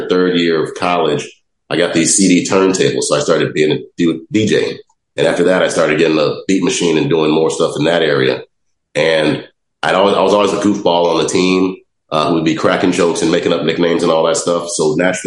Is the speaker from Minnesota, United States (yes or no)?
no; Chicago, Illinois, United States; also born or lived in Los Angeles; I grew up on South Side of Chicago